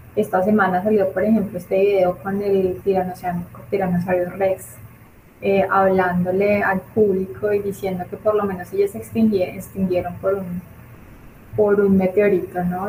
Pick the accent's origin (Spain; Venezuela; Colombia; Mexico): Colombia; nosotros como colombianos